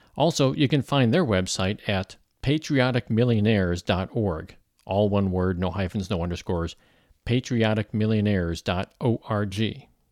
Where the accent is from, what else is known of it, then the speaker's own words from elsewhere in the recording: St. Louis, Missouri, United States; moved away as an adult; also born or lived in Los Angeles, California; I grew up in Saint Louis, so it's really sort of a homecoming for me